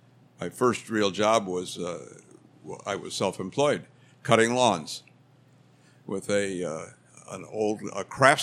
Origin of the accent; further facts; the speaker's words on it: Downers Grove, Illinois, United States; I come from Downers Grove. I was born there in 1937, and I've lived there with the exception of being away at college and in the Army. I've lived in Downers Grove all my life.